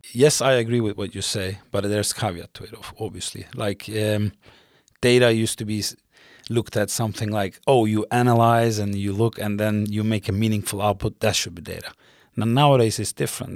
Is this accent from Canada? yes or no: no; Mediterranean coast, Turkey; moved away as an adult; also born or lived in Istanbul, Turkey; now in Stockholm, Sweden; I'm originally from South Coast, the Mediterranean coast of Turkey, uh, born and raised there.